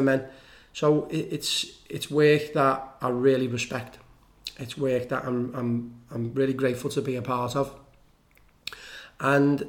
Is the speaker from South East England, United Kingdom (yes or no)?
no; Liverpool, North West England, United Kingdom; I come from Liverpool